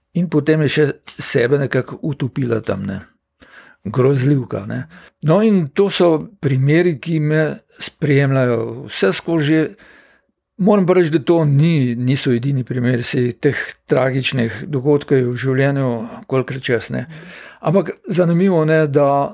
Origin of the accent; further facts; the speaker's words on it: Slovenia; Slovenci smo pač živeli